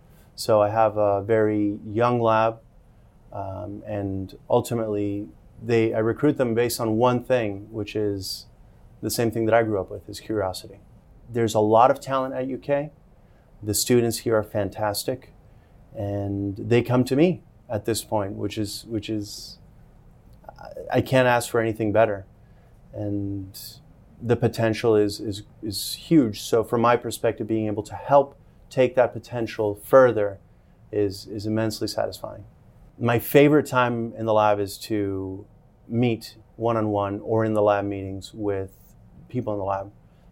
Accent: Colombia; moved away; also born or lived in Miami, Florida / Bogota; I was born in Miami, Florida, and I lived there till I was six, and then I moved back to my home country where my family's from in Colombia.

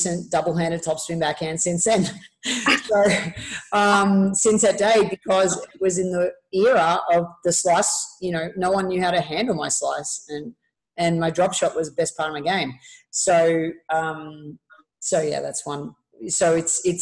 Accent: Melbourne, Victoria, Australia; moved away as an adult; also born or lived in Murfreesboro, Tennessee; going from, you know, from Melbourne, Australia to Murfreesboro, Tennessee, playing at MTSU

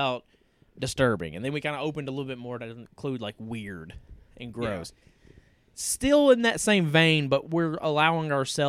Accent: East Tennessee, United States; we're idiots from East Tennessee.

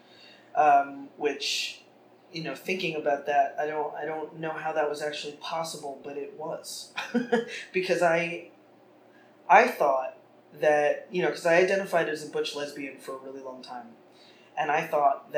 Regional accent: New York City, New York, United States; I grew up in Carroll Gardens in Brooklyn

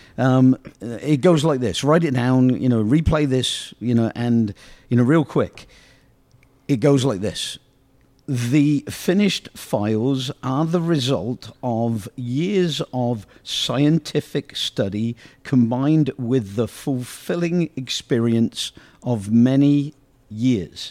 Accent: Oxford, South East England, United Kingdom; growing up in Oxford is this wonderful community

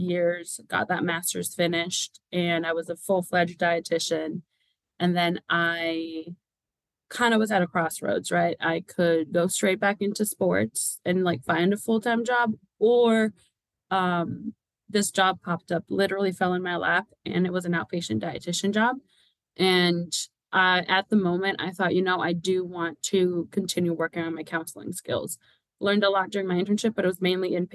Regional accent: Puerto Rico; now in Kentucky, United States; I was born and raised in Puerto Rico

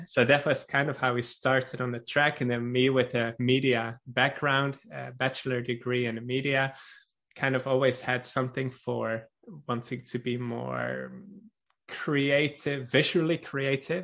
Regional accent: Netherlands; now in Norway; I am from Holland

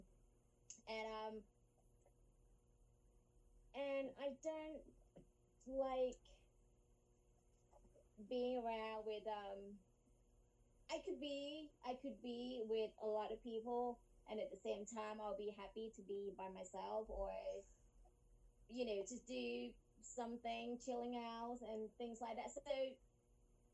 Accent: Thailand; moved away as an adult; also born or lived in London, United Kingdom; now in United States; I was born and raised in Thailand, and then I moved to England, London, actually. I spent 11 years in London

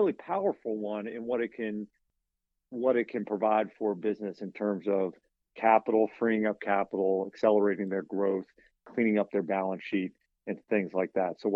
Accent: United States; I'm from a really small community in Western Virginia

